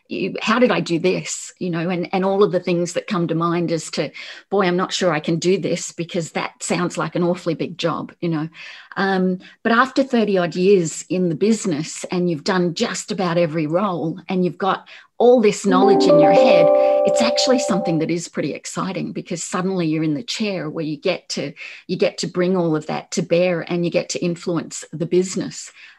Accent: Australia; also born or lived in Singapore / Germany / United Kingdom; So I grew up in actually Singapore, Germany, the UK, with the, you know, being the daughter of an army officer. So and grew up the real typical army brat life. And then we settled in Australia, and we settled out in all the army camps in Australia.

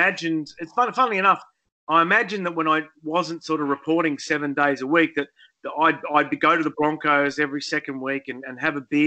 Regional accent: Wollongong, New South Wales, Australia; also born or lived in Sydney; I am a Wollongong boy. I was adopted. I was born in Sydney and grew up

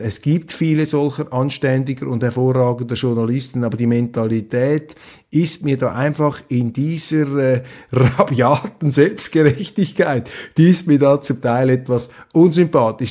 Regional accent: Switzerland; als Schweizer, als neutraler Schweizer

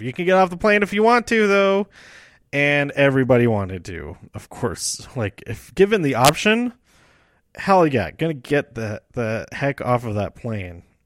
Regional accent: Denver, Colorado, United States; I lived here all my life

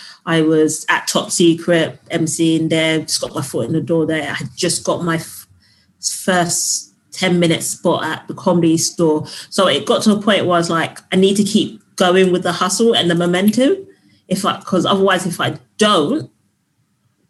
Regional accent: London, United Kingdom; I'm from South London.

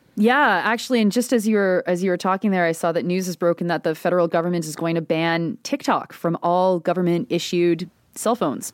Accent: Halton, Ontario, Canada; my hometown police force, the Halton Police

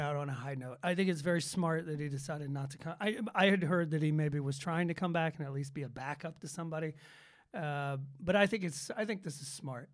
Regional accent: Atlanta, Georgia, United States; Growing up in Atlanta

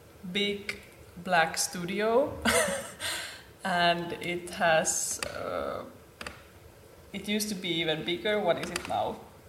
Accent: Helsinki, Uusimaa, Finland; I'm from Helsinki originally, and now in this TADaCollective.

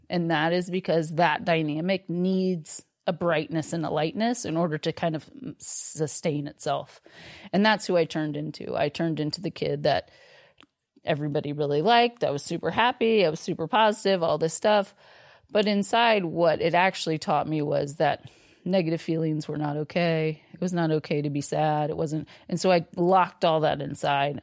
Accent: Austin, Texas, United States; I grew up here in Austin

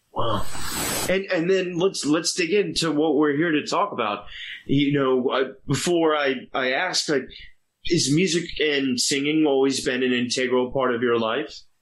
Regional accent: Virginia, United States; I grew up in Virginia

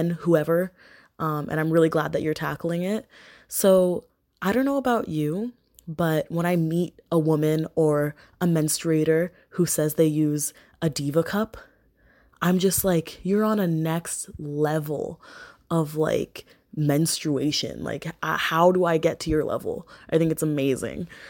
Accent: Mississauga, Ontario, Canada; I'm 21 and I'm from Canada. I'm not from Waterloo, your hometown, but I'm from Mississauga, so you probably know where that is, just outside Toronto

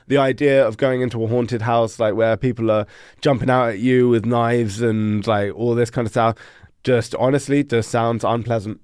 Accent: London, United Kingdom; moved away as an adult; now in Denmark; I was born and raised in London

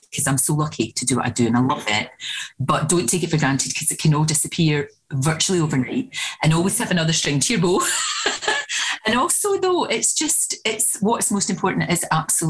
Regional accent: Scotland, United Kingdom; we're very Scottish

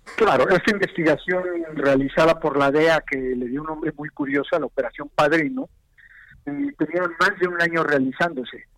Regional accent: Mexico

